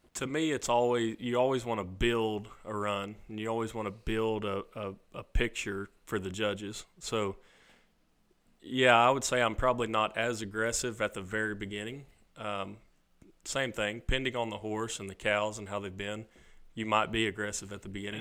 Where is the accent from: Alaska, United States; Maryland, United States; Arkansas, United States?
Arkansas, United States; Jonesboro; I grew up in Jonesboro, Arkansas, which is just outside of Memphis